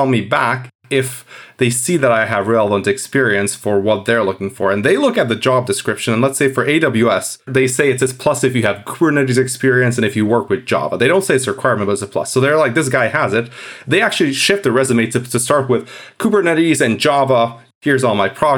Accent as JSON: {"language": "English", "country": "Hungary", "also_born_or_lived": "Edinburgh, United Kingdom", "moved": "as an adult", "said": "I'm from Hungary"}